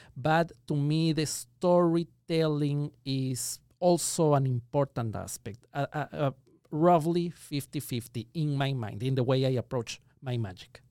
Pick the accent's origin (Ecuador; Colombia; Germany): Ecuador; moved away as an adult; now in Los Angeles, United States; I was born and raised in Ecuador. That explains the accent